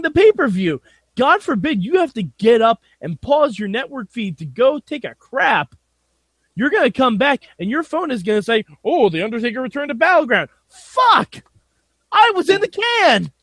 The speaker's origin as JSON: {"language": "English", "region": "New York", "country": "United States", "said": "I'm from New York"}